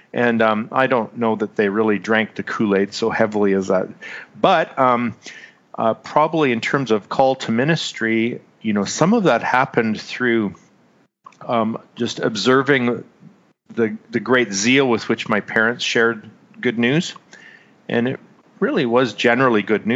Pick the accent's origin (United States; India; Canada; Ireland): Canada; Manitoba; moved away as an adult; also born or lived in Winnipeg, Manitoba / British Columbia; now in Abbotsford, Canada; I grew up in central Canada. I was born in Winnipeg, which is just a couple hours north of Minneapolis